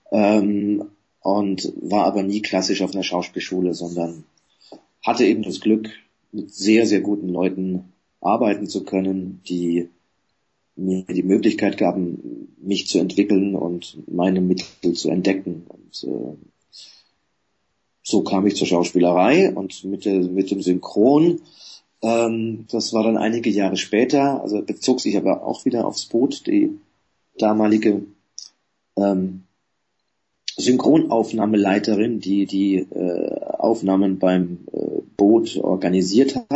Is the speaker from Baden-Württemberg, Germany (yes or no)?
no; Coburg, Bavaria, Germany; vor vielen Jahren, 1979, in meiner Heimatstadt Coburg äh, für den Film entdeckt worden